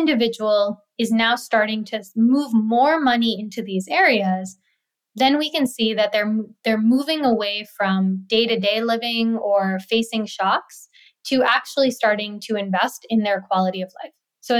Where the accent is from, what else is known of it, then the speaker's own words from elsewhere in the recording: India; when I learned about microfinance, I was like, wow, I'm from India. This is something that is happening even in my own country.